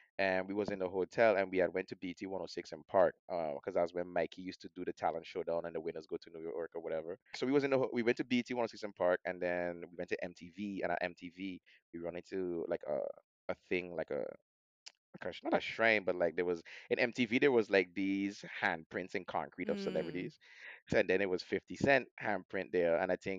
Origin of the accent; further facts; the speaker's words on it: Amsterdam, North Holland, Netherlands; English is a second language; I come in from Amsterdam, so you know we used to everything being legal over here.